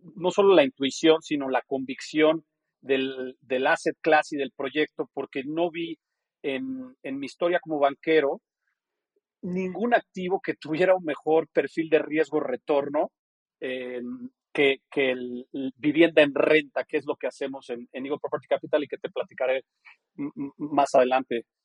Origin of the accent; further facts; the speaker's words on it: Mexico; moved away as an adult; also born or lived in New Hampshire / New York / Geneva; yo nací, crecí en México